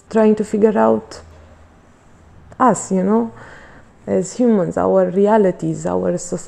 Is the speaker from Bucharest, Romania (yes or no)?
yes; Bucharest, Romania; I was born in Bucharest. I grew up in a household only of women, my grandmother and my mother.